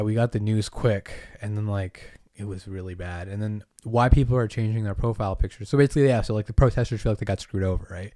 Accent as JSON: {"language": "English", "region": "Massachusetts", "country": "United States", "tie": "born or raised there", "moved": "yes", "said": "I was born on an island, grew up in Massachusetts."}